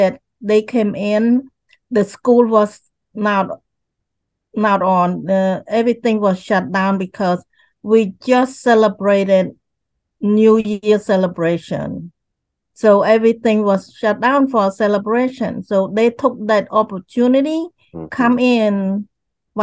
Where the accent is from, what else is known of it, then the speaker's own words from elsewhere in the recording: Cambodia; moved away as an adult; now in United States; the time when I grew up in Cambodia